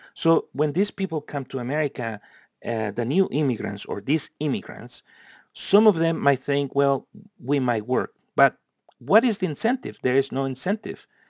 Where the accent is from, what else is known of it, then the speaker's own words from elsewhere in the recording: United States; also born or lived in California; us Americans